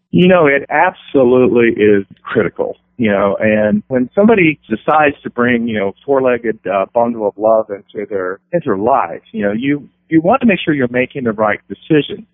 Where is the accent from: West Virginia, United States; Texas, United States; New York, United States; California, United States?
West Virginia, United States; growing up in West Virginia